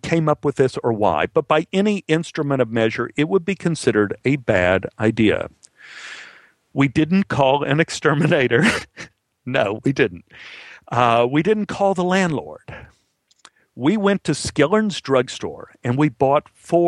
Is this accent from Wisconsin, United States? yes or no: no; Dallas, Texas, United States; born or raised there